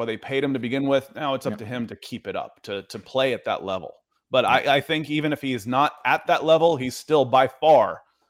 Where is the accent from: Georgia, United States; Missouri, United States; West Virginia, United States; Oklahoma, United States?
Georgia, United States; Atlanta; I mean, I could, but again, I grew up in Atlanta.